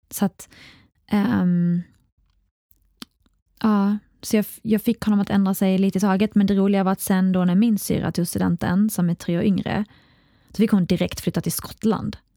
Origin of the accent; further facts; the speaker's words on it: Iraq; now in Sweden; men man får inte heller glömma, i alla fall Irak, där jag kommer ifrån, och andra länder, så har inte barnet alls i närheten av samma rättigheter som man har i Sverige.